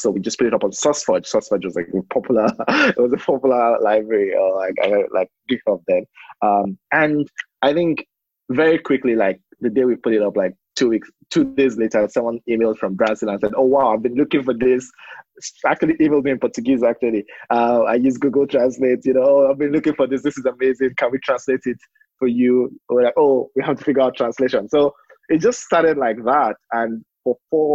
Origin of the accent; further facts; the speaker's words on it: Lagos, Nigeria; I grew up in Lagos, Nigeria. Spent all my life there.